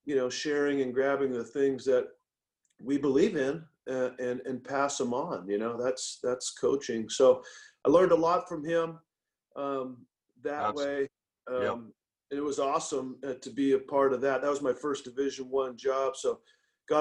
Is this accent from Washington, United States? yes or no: yes; Tacoma, Washington, United States; moved away; I was from Tacoma. I went to a junior college outside of the city